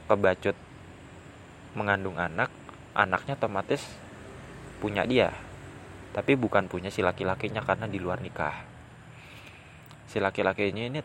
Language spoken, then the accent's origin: Indonesian; West Java, Indonesia; born there; now in Gunungkidul, Indonesia; Kabupaten Gunung Kidul yang aku tempati saat ini kemudian aku pengen banget jadi gubernur Jawa Barat karena aku lahirnya di Jawa Barat